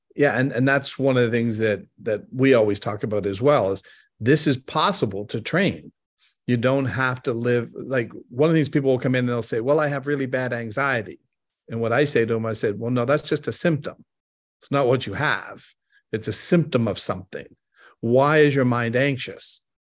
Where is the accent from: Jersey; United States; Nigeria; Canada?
Canada; moved away; I'm originally from Canada.